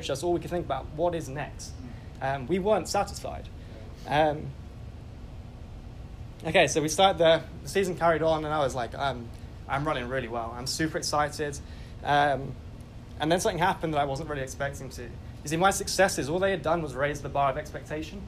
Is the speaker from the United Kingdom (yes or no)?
yes; England, United Kingdom; I grew up as most English boys